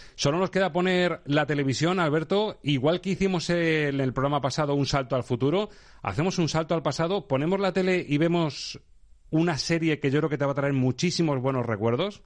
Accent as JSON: {"language": "Spanish", "town": "Toledo", "region": "Castilla-La Mancha", "country": "Spain", "said": "siendo de Toledo"}